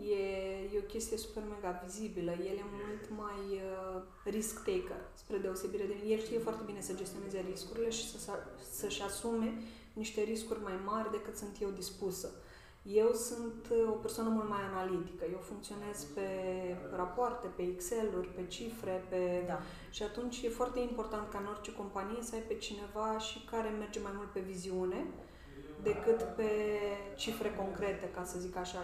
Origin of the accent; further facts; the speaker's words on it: Suceava, Suceava County, Romania; eu sunt din Suceava